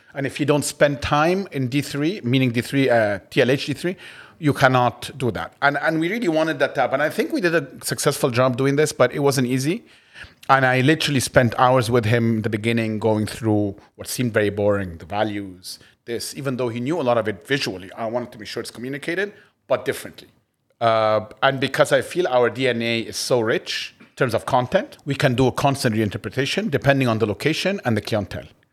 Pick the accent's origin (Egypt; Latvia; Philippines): Egypt; moved away as an adult; also born or lived in United States; I grew up in Egypt, uh, and, but then also went to the States